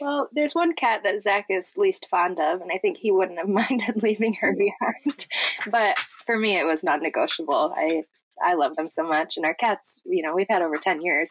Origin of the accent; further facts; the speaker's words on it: Michigan, United States; we're from Michigan